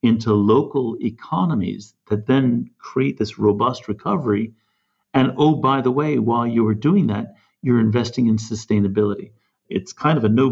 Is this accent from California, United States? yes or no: yes; California, United States; moved away; I'm originally from California